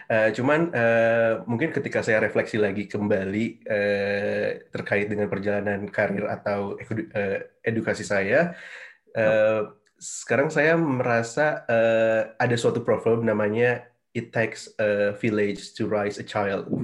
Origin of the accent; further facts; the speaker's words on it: Bandung, West Java, Indonesia; born there; Jadi eh, saya lahir di Bandung tahun 91, 1 September.